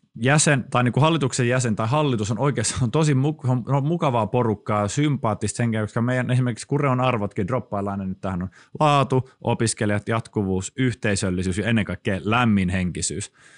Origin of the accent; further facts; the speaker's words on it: Helsinki, Uusimaa, Finland; now in Kuopio, Finland; Stadikin on pieni paikka, mistä mä siis kotoisin